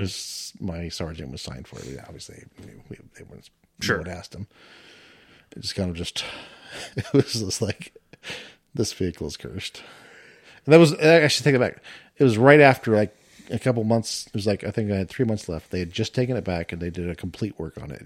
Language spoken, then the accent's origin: English; Washington, United States; moved away as an adult; grew up in Washington